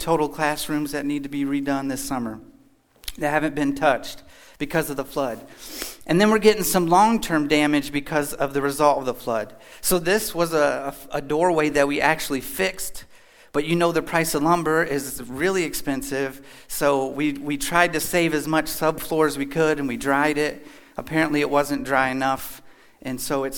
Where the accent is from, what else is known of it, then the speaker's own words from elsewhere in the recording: Kentucky, United States; Lived in Kentucky, born and raised.